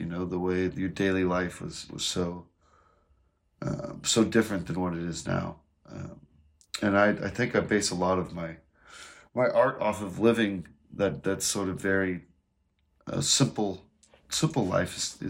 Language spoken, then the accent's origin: English; Piedmont, Oklahoma, United States; moved away as an adult; also born or lived in Edmond, Oklahoma / Los Angeles, California; I was born in Edmond, Oklahoma. I grew up a lot of my life in Piedmont, which is, pretty close to like Yukon, Deer Creek area. So I ended up finishing my adolescent life in Piedmont, America.